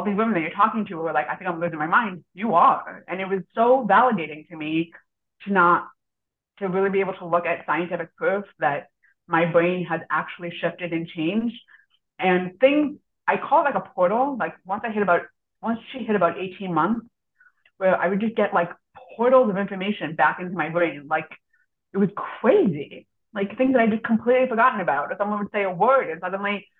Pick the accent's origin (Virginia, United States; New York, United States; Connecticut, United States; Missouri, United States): Missouri, United States; also born or lived in Israel; in the state of Missouri, which is where I grew up.